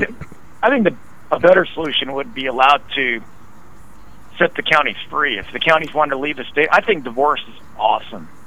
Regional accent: Idaho, United States; I grew up in Idaho

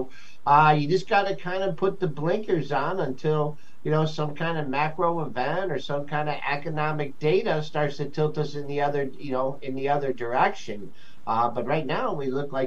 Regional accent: Monroe, Michigan, United States; I'm actually from a small town just south of Detroit called Monroe, Michigan

